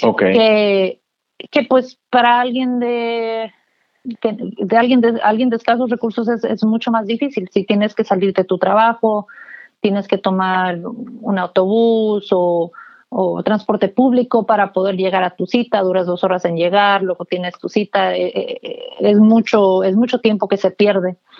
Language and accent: Spanish; McAllen, Texas, United States; now in Austin, United States; yo crecí en el, en el Valle del Río Grande, en McAllen